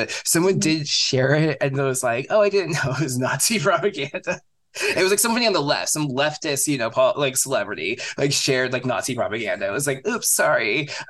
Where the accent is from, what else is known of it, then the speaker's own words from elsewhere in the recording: California, United States; I don't know the difference, honestly. Like I'm from California.